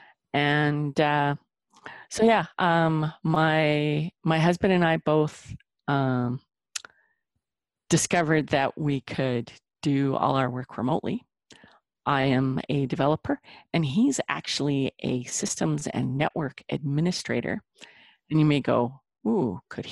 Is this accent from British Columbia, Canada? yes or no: no; Lethbridge, Alberta, Canada; also born or lived in Calgary; moved back to my hometown where my parents and my brother live. It's Lethbridge.